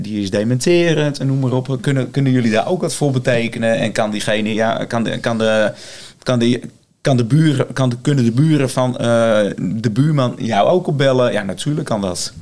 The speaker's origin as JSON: {"language": "Dutch", "town": "Blaricum", "region": "North Holland", "country": "Netherlands", "tie": "born or raised there", "said": "ik kom ook uit Blaricum, eh, ik ben ook geboren en getogen"}